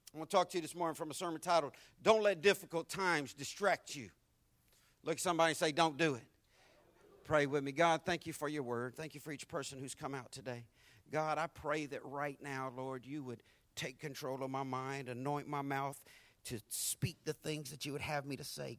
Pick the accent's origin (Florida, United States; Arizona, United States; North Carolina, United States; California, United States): Florida, United States; Jacksonville; accent: deep Southern; I'm from Florida.